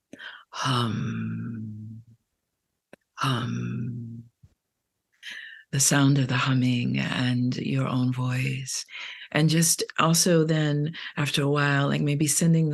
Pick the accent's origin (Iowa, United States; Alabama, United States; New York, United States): New York, United States; New York City; I'm from Brooklyn